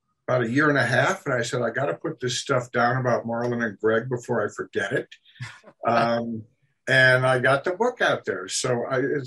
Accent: Minnesota, United States; I grew up in Minnesota, and small town Minnesota

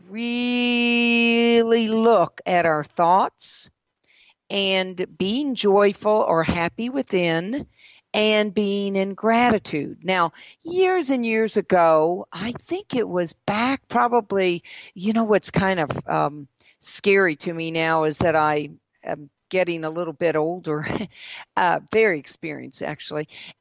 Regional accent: the South, United States; also born or lived in Mississippi / South Carolina / Georgia; living in the South all of my life

